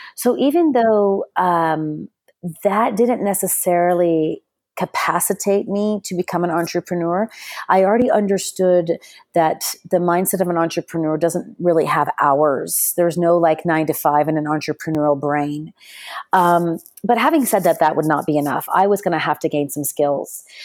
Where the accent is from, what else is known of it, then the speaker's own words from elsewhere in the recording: Texas, United States; accent: American; moved away as an adult; also born or lived in Spain / Sudan / London; now in Dubai, United Arab Emirates; I was born in Texas, and, um, I, I've had my entire childhood and education in the United States, but, um, even though I speak with an American accent